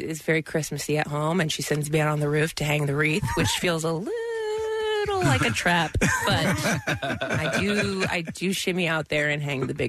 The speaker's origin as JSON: {"language": "English", "town": "Dayton", "region": "Ohio", "country": "United States", "tie": "born or raised there", "moved": "yes", "said": "in Dayton in my hometown."}